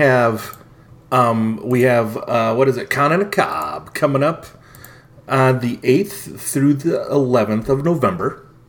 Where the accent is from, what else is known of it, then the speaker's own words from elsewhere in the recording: United States; I'm American.